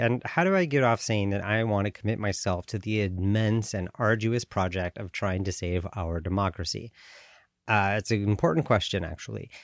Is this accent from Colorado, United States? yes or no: yes; Colorado, United States; moved away as an adult; also born or lived in Southern California / Switzerland / Washington, D.C. / Paraguay; now in Bay Area, California, United States; I was born in the United States, in Southern California. I grew up in Colorado